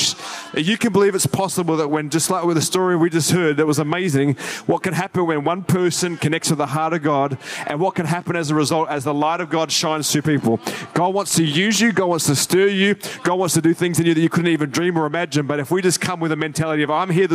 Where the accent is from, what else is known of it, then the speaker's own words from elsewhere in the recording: Sydney, New South Wales, Australia; moved away as an adult; now in Gold Coast, Australia; I grew up in Sydney and grew up my whole life there.